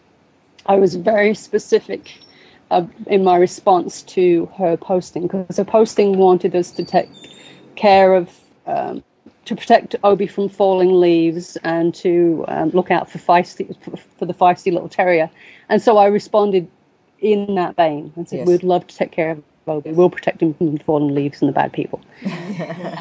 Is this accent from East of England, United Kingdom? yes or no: no; Boston, East Midlands, United Kingdom; moved away; I'm originally from Boston, Lincolnshire, UK